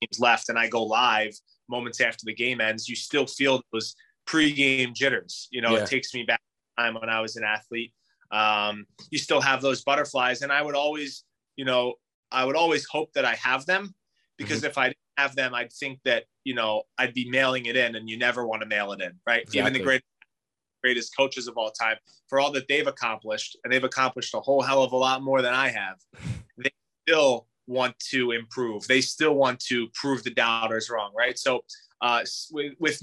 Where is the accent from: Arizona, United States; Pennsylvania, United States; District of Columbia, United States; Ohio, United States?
Pennsylvania, United States; Philadelphia; now in Providence, United States; I'm from Philadelphia